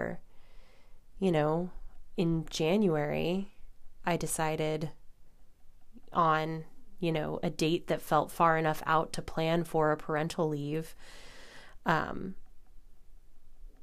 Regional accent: Illinois, United States; now in New York, United States; my home state of Illinois

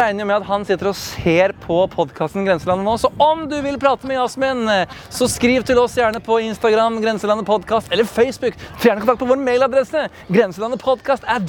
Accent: Norway

